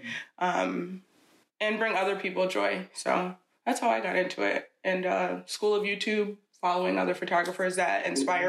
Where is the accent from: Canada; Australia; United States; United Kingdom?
United States; Schenectady, New York; now in Troy, United States; I grew up in Schenectady from age 11 until I moved to Troy when I was an adult